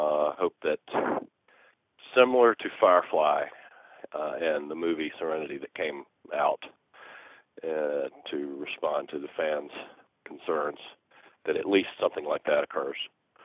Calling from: Atlanta, Georgia, United States; I'm calling from Atlanta, Georgia.

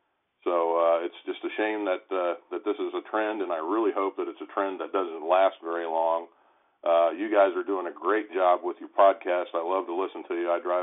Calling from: Columbus, Ohio, United States; I'm calling from the Central Ohio area.

